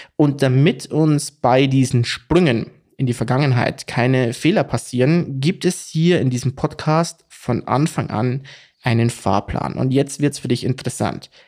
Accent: Bavaria, Germany; ich komme aus Bayern

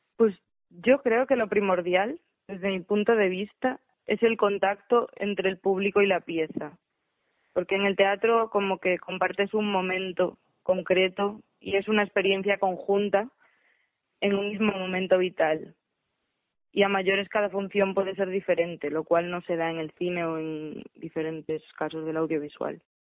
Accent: Galicia, Spain; soy de Galicia y soy directora escénica.

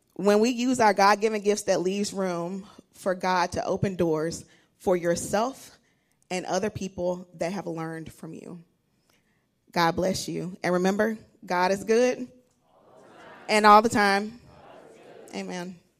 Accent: Alabama, United States; moved away; I'm originally from Alabama

